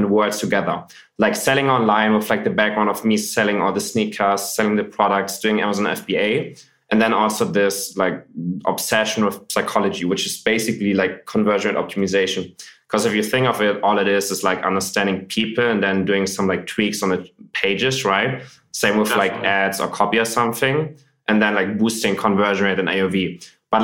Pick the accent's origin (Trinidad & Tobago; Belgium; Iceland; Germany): Germany; I grew up in Germany. I grew up in like a small city north of Hamburg. I'm living in Hamburg now.